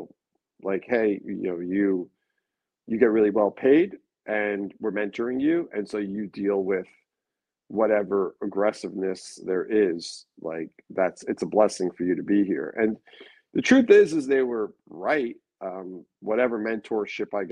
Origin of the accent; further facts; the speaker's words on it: Long Beach, New York, United States; now in New York City, United States; where I grew up in Long Beach